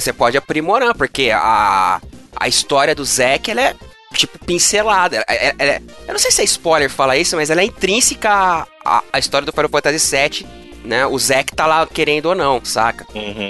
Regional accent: São Bernardo do Campo, São Paulo, Brazil; eu nasci em São Bernardo do Campo. Muito orgulho

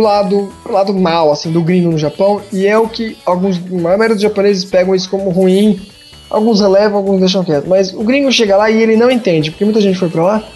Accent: Brazil; se você gostar do meu país

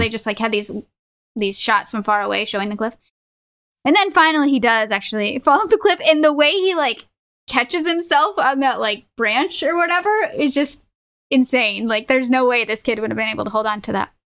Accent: United States

